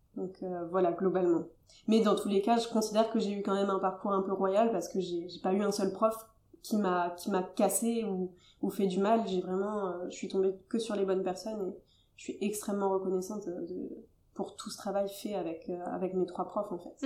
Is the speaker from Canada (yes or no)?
no; Toulouse, Occitania, France; moi, je suis originaire de Toulouse